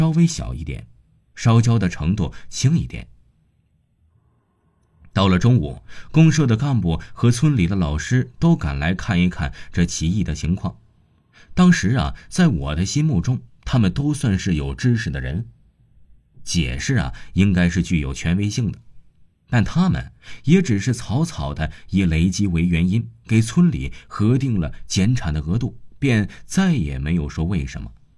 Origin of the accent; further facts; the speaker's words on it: Liquan, Shaanxi, China; 我的老家在陕西省礼泉县北屯乡太阳村。